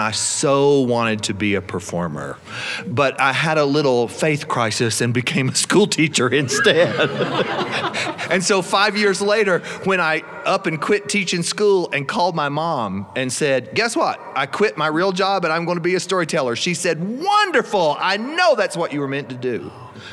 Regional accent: South Carolina, United States; I'm from South Carolina. We have alligator where I live

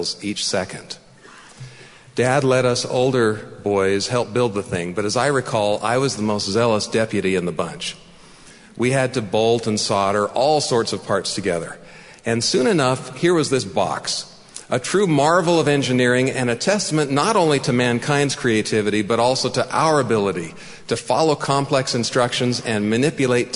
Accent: San Jose, California, United States; also born or lived in Mountain View, California; I was born in Mountain View, California, the second of eventually 11 children. We settled in a relatively quiet neighborhood on the east side of San Jose

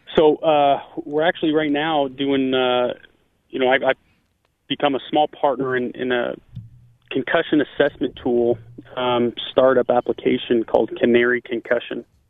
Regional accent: Northern California, United States; also born or lived in Hamilton, Canada; I growing up in Northern California

